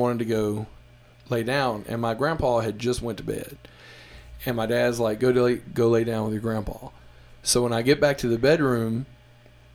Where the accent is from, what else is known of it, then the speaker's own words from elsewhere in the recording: Mississippi Delta, United States; I'm from Mississippi, the Delta, which is about 5 hours away from New Orleans